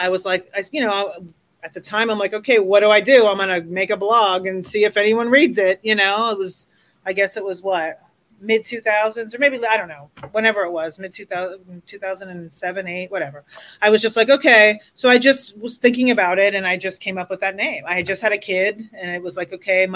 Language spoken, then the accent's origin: English; Miami, Florida, United States; now in Colorado, United States; I grew up in Miami, Florida